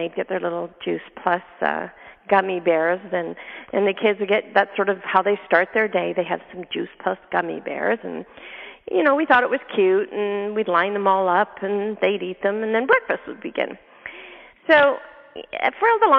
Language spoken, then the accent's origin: English; Canada; moved away; I'm from Canada originally